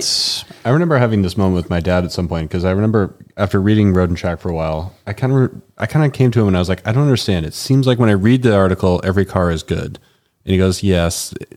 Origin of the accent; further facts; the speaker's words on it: New England, just outside of Boston, Massachusetts, United States; now in Denver, United States; I grew up in New England, uh, just outside of Boston